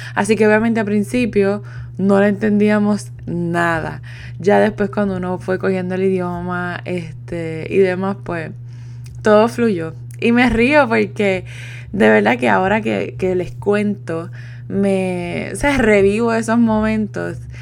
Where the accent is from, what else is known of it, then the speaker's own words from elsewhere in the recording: Puerto Rico; moved away as an adult; also born or lived in Italy; me fui de Puerto Rico